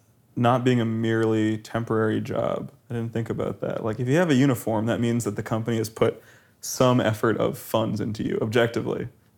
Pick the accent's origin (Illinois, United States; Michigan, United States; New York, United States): Illinois, United States; Chicago; I feel like you're not allowed to as a Chicagoan, but I'm really warm to it.